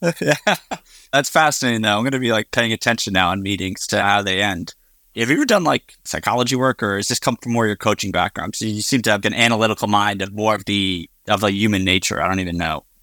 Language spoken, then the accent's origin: English; Northeast, United States; I grew up in the Northeast.